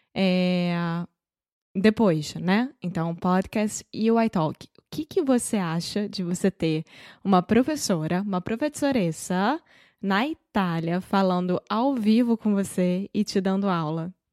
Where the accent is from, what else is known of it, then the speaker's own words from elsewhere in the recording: Rio de Janeiro, Brazil; accent: carioca; Eu sou brasileira, carioca do Rio de Janeiro.